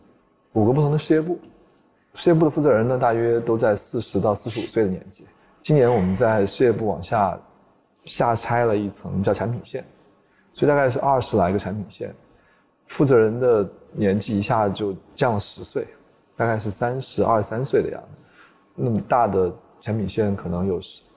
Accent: China; 首先我是中国人嘛，对吧？

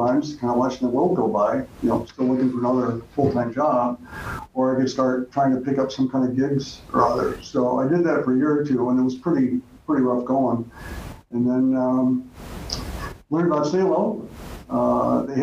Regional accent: Indiana, United States; moved away as an adult; also born or lived in Chicago; Hoosier Methodist

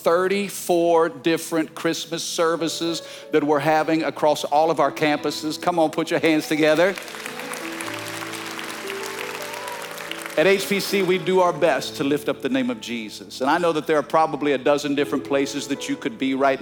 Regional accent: Fredericktown, Missouri, United States; now in Baton Rouge, United States; I'm from a small town in southeast Missouri in a farming community called Fredericktown

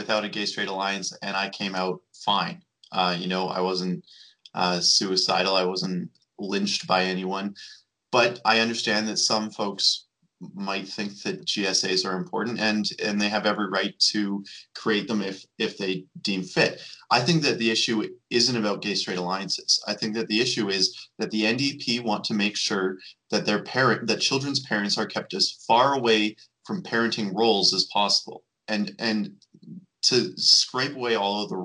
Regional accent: Calgary, Alberta, Canada; I'm from Calgary

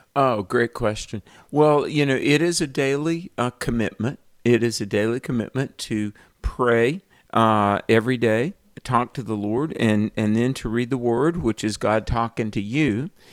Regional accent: the Bible Belt, United States; I grew up in the Bible Belt

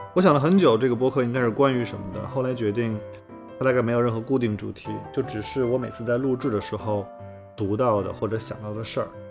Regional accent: rural inland China, China; 我小的时候在中国的内陆乡下

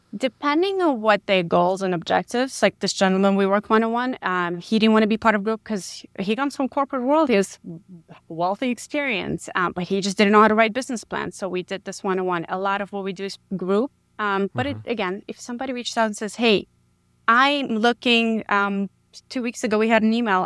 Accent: New York City, New York, United States; moved away as an adult; now in San Antonio, United States; I grew up in the Bronx, New York.

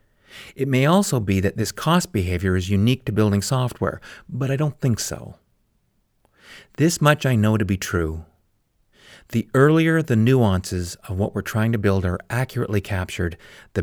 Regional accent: Calgary, Alberta, Canada; My hometown of Calgary, Alberta, Canada

